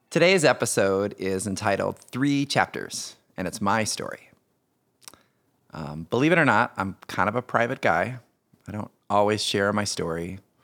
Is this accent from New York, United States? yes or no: no; Indiana, United States; I grew up in Indiana, uh, youngest of three boys